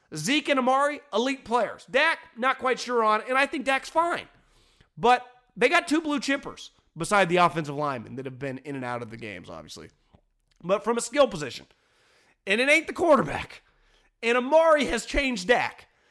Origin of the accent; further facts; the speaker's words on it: Northern California, United States; also born or lived in Philadelphia; I'm born and raised in California. Spent thirty-four years old, thirty-two of my years of life i, in Northern California, either in Davis, the Bay Area, Fresno, or San Luis Obispo